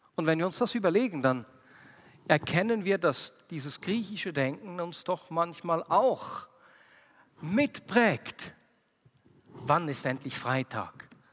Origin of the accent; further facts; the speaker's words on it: Switzerland; bei uns in der Schweiz